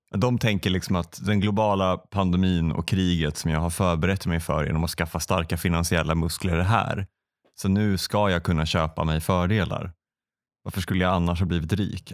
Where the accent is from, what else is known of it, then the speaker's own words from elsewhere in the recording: Västra Götaland, Sweden; det fanns i grannstan där jag växte upp, Åmål